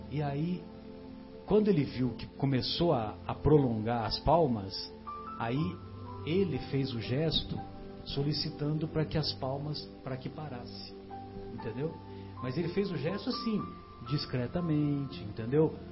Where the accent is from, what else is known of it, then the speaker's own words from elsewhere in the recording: São José do Rio Pardo, São Paulo, Brazil; lá na minha cidade tinha, São José do Rio Pardo, né?